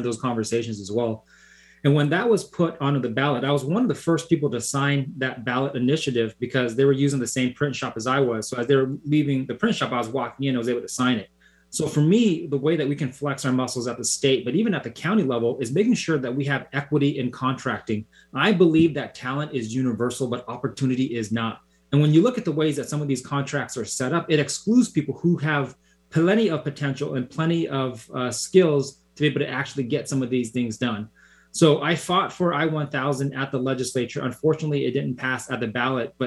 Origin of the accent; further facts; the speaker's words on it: White Center, Washington, United States; I was born and raised in White Center.